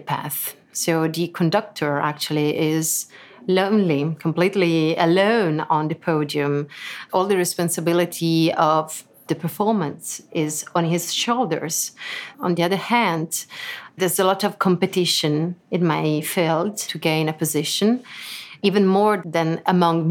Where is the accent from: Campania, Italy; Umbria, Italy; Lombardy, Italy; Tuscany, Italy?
Tuscany, Italy; Lucca; English is a second language; moved away as an adult; now in Lugano, Switzerland; I was born in Lucca in Italy, so I'm Italian, but I live in Switzerland since a couple of years. I live in Lugano.